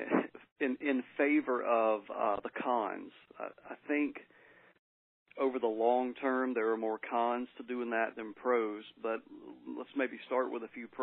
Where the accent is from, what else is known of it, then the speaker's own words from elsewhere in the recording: Georgia, United States; moved away as an adult; also born or lived in South Texas; now in Mississippi, United States; I was born and raised in Georgia